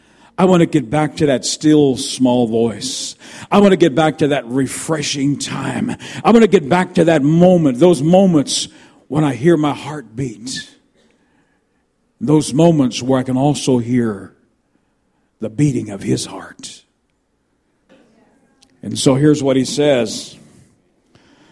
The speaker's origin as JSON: {"language": "English", "country": "United States", "tie": "born or raised there", "also_born_or_lived": "Canada", "moved": "yes", "said": "I'm an American by birth. I'm also Canadian"}